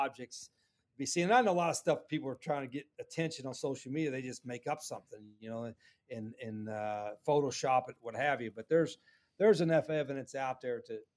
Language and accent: English; West Virginia, United States; now in Jacksonville, United States; when I was growing up in West Virginia, and my dad was a coal miner